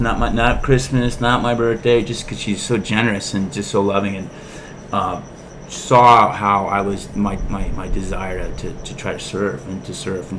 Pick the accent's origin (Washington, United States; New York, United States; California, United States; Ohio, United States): California, United States; Huntington Beach; also born or lived in Fountain Valley; spent my childhood in Huntington Beach growing up here